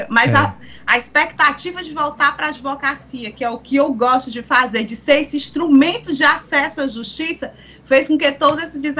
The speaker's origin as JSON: {"language": "Portuguese", "region": "Piauí", "country": "Brazil", "said": "representando sempre os meus pares e de onde vim e a advocacia do estado do Piauí."}